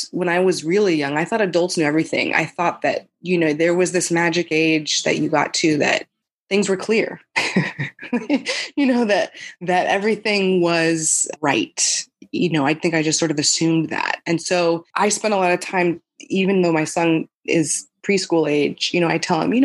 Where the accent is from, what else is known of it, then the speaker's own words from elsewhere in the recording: Albuquerque, New Mexico, United States; I grew up in Albuquerque, New Mexico